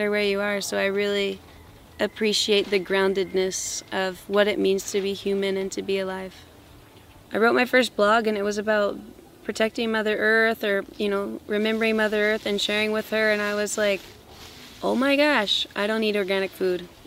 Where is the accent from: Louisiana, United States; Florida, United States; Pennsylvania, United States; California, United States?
Louisiana, United States; moved away as an adult; now in Peru; I'm originally from Louisiana in the United States.